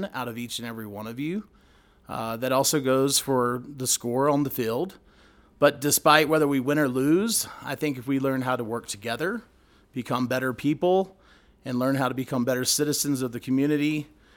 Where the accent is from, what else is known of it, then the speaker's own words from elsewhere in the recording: Greensboro, North Carolina, United States; I was born in Greensboro, North Carolina